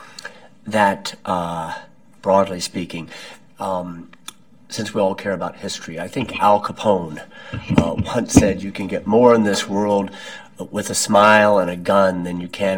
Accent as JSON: {"language": "English", "country": "United States", "also_born_or_lived": "Germany / United Kingdom / Czech Republic", "moved": "as an adult", "said": "as an American who spent 12 years of his professional life in Europe"}